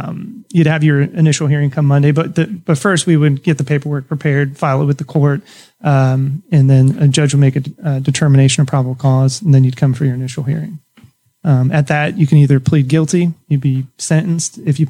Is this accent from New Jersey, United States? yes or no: yes; New Jersey, United States; I grew up in New Jersey.